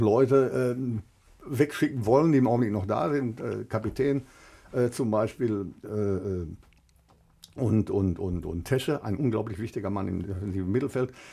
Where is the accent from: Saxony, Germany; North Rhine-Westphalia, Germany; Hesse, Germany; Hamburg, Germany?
North Rhine-Westphalia, Germany; Ruhr area; hier bei uns zu Hause im Ruhrgebiet